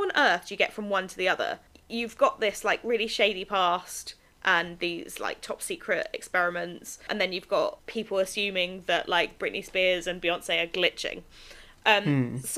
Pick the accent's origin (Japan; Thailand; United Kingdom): United Kingdom; I am British